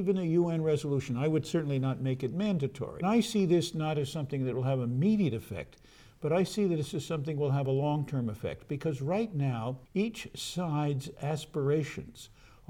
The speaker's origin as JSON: {"language": "English", "country": "United States", "said": "as an American diplomat who frequently testified to the Congress"}